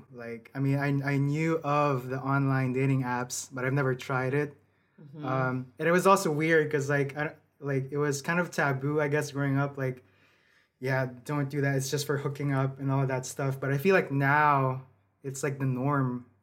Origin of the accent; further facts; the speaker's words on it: Philippines; moved away as an adult; also born or lived in Indonesia / Shanghai, China; now in San Francisco, United States; I grew up there in the Philippines up to high school, and then I moved to Indonesia for 2 years, where I started college. And then after that, I moved to China in Shanghai for a year.